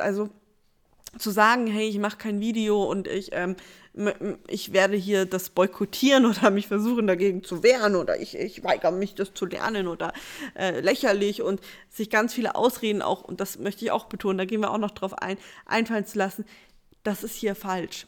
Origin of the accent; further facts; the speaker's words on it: Bavaria, Germany; Bei uns in Bayern gab es ähm, Puffnet, PBU, also Partys bei uns